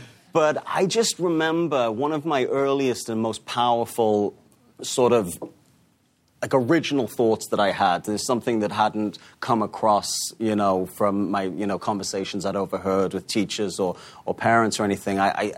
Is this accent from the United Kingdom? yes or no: yes; Newcastle, North East England, United Kingdom; You know, I grew up in Newcastle, like you said